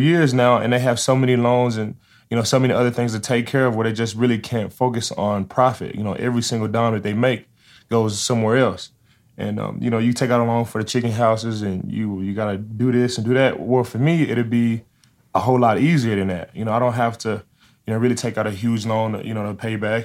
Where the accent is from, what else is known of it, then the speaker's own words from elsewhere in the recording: Dallas, Texas, United States; I'm from Dallas, Texas